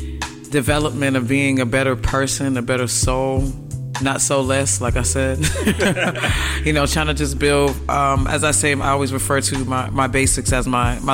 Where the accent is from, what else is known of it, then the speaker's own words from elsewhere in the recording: Boston, Massachusetts, United States; Beantown, Boston, Massachusetts. With the Celtics, the Bruins play. But, you know, my part of Boston, I'm from Massachusetts, where there's a lot of history there